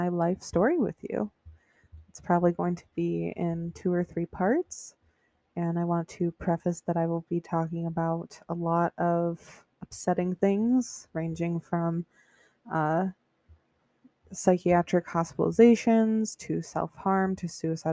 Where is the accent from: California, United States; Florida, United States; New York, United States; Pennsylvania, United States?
New York, United States; Buffalo; I grew up in Buffalo, New York. It's like upstate New York near Niagara Falls